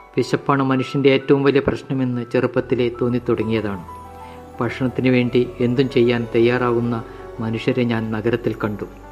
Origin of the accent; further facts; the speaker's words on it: Koyilandy, Kerala, India; moved away as an adult; also born or lived in Bangalore; now in Palakkad, India; കൊയിലാണ്ടി പന്തലാനിയിൽ ജനിച്ച് ഇരുപത്തൊന്ന് വർഷം കഴിഞ്ഞ ശേഷം നാൽപ്പത് വർഷം ബാംഗ്ലൂർ ഡി ആർ ഡി ഒയിൽ ജോലി ചെയ്ത് പിരിഞ്ഞു ഇപ്പോൾ പാലക്കാട് ചന്ദ്രനഗറിൽ താമസിക്കുന്നു